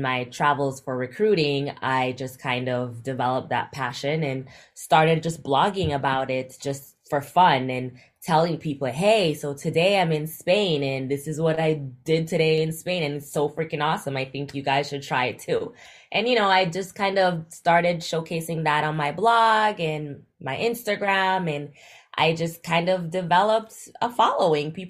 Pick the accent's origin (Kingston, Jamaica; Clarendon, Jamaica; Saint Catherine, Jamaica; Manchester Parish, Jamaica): Clarendon, Jamaica; May Pen; moved away as an adult; also born or lived in Florida, United States / Miami, United States; I grew up in Jamaica, went to high school in Jamaica, moved to the U.S. Florida for college